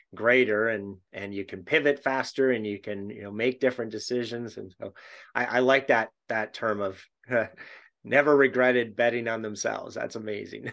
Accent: Canada; being a Canadian

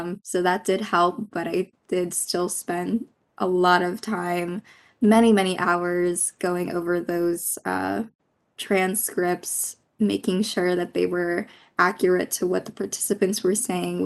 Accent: Philippines; now in United States; I'm Filipino. I grew up in the Philippines and immigrated here to the United States

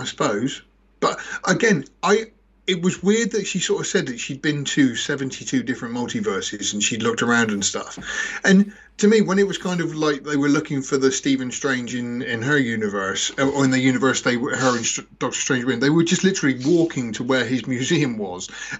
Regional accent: England, United Kingdom; In England.

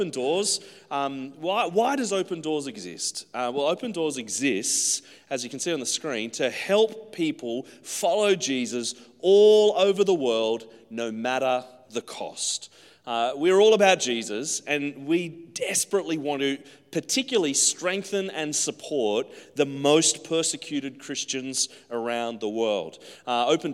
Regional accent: Central Coast, New South Wales, Australia; moved away as an adult; now in Brisbane, Australia; I grew up on the Central Coast. I live in Brisbane, and I've been outside of the Central Coast for about 15 years now

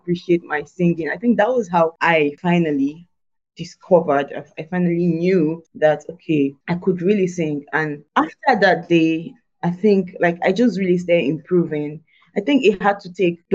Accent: Nigeria; it was grade 6. In Nigeria, it's called JSS1. So entered the school

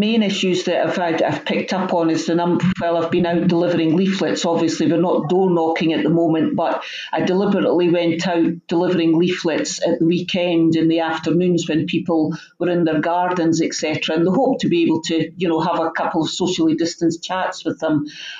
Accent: Edinburgh, Scotland, United Kingdom; I don't live in the area. I was brought up in Loganleigh and had lived there for nearly 20 years, and then I did live for the first possibly 8 years of my married life. I lived in Abbey Hill, just on the cusp of the ward.

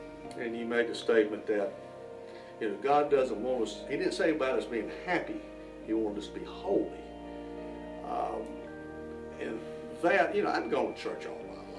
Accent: Norway; Oh, growing up in Norway, my dream was to be a teacher and coach at South Stanley.

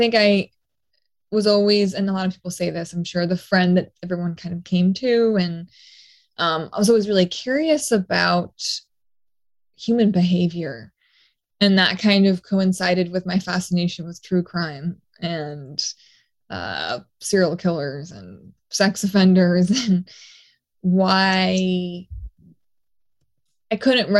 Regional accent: Austin, Texas, United States; also born or lived in Mexico / Portugal / New York; I say I'm from Austin, but I was born in Mexico, lived in Portugal as a child until like 6 years old, and then New York and Long Island, and then Austin.

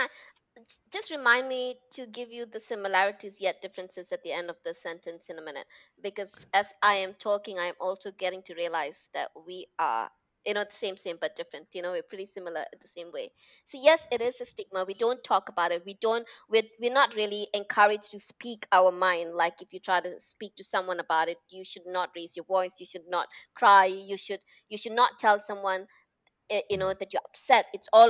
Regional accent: Malaysia; also born or lived in United Kingdom; I was born and brought up in Malaysia, lived in the UK.

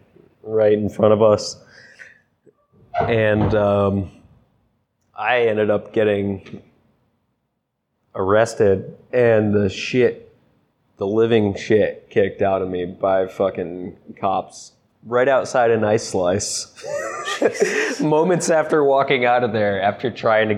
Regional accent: Connecticut, United States; now in Rhode Island, United States; I was spoiled growing up in Connecticut

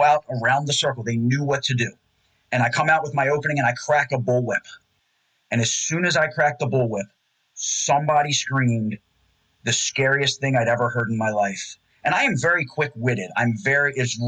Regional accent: Randallstown, Maryland, United States; I grew up in Randallstown

